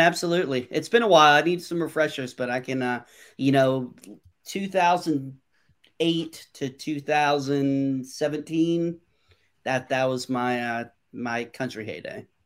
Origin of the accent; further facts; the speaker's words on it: North Carolina, United States; also born or lived in New York; Growing up in North Carolina